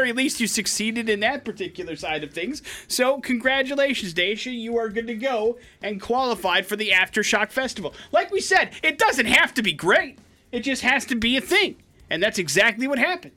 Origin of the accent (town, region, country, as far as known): Wisconsin, United States; moved away